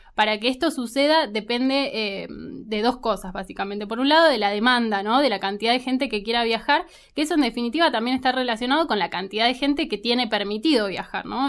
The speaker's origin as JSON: {"language": "Spanish", "country": "Argentina", "said": "uno como argentino"}